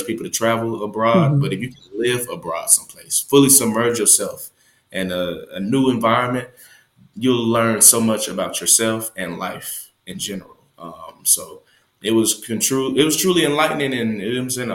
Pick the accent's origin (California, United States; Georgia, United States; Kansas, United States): Georgia, United States; Atlanta; also born or lived in Smyrna, Georgia / Beijing; I'm born and raised in Atlanta, Georgia